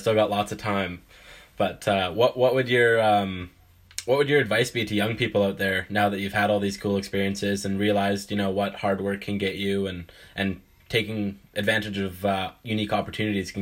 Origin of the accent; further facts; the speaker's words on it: Canada; I'm a Canadian guy